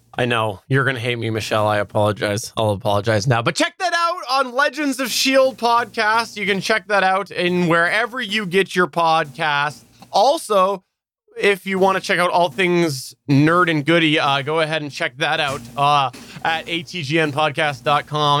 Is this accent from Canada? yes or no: yes; Canada; I'm Canadian